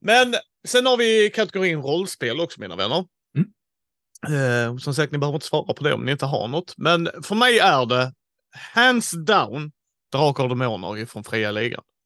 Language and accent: Swedish; Skåne, Sweden; vi är tre skåningar